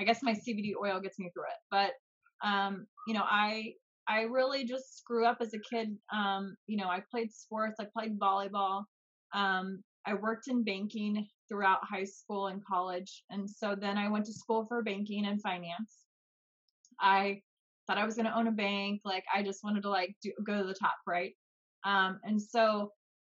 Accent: Kansas City, Missouri, United States; I grew up in the United States and Missouri, actually. So there's Kansas City, Missouri, and Kansas City, Kansas. So I grew up on the Missouri side

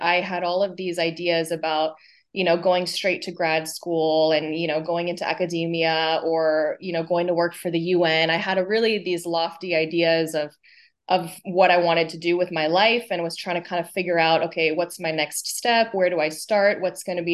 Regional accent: California, United States; moved away as an adult; also born or lived in Los Angeles; So born and raised in California, very international, kind of mixed up culturally family.

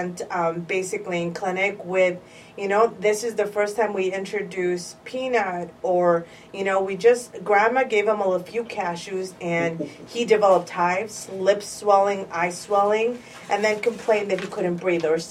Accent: Chicago, Illinois, United States; So I've been a Chicago girl all my life, born and raised in Pilsen, predominantly Mexican neighborhood in Chicago

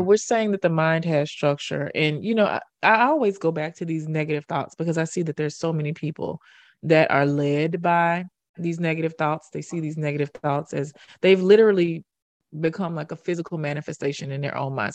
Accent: Memphis, Tennessee, United States; moved away as an adult; also born or lived in Harlem, New York; I already knew them from my hometown

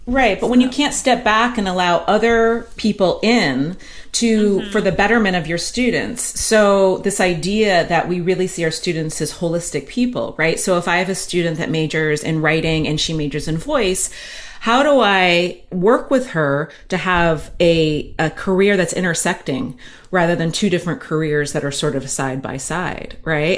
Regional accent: United States; I'm American

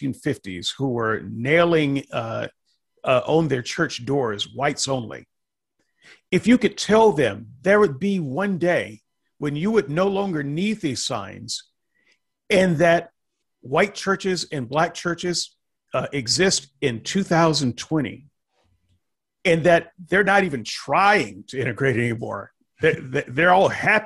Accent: the South, United States; moved away; also born or lived in Portland, Oregon; I was from the South

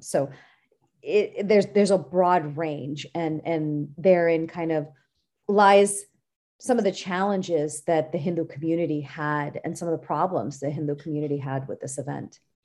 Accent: San Francisco Bay Area, California, United States; I was born and raised in California

